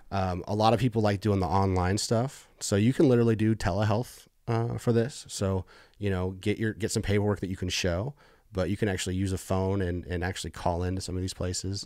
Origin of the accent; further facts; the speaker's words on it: Missouri, United States; also born or lived in Bay Area, California; moved to Missouri when I was, like, ten and go to high school, junior high